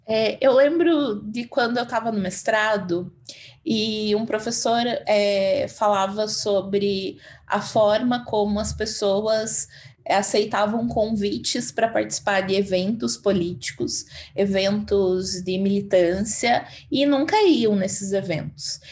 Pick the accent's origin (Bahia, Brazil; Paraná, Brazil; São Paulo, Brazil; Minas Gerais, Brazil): Paraná, Brazil; Castro; moved away as an adult; also born or lived in Ponta Grossa, Brazil; now in Cuiabá, Brazil; Eu sou de Castro, que é uma cidade pequenininha no Paraná, mas já morava em Ponta Grossa